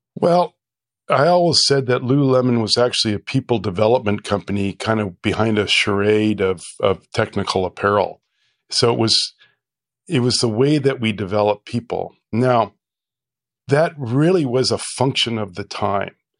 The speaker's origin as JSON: {"language": "English", "town": "Calgary", "region": "Alberta", "country": "Canada", "tie": "born or raised there", "said": "to Calgary and, uh, I went, you know, grew up there"}